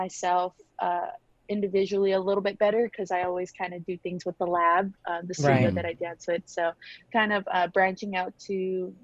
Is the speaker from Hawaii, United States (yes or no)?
yes; Honolulu, Hawaii, United States; now in West Covina, United States; I am originally born and raised in Honolulu, Hawaii, and now I'm currently living in West Covina, California